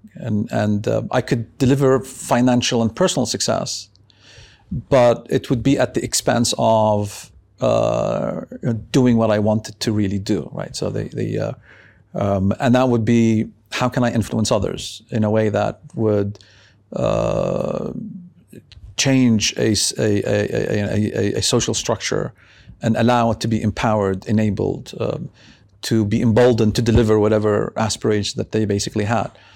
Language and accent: English; Beirut, Beirut Governorate, Lebanon; now in Amman, Jordan; I was brought up in Beirut.